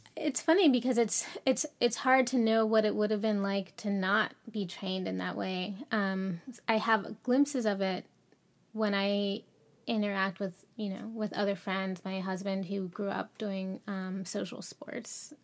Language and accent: English; Cincinnati, Ohio, United States; I grew up in Cincinnati, uh, Cincinnati, Ohio, um, in a, uh, suburban neighborhood.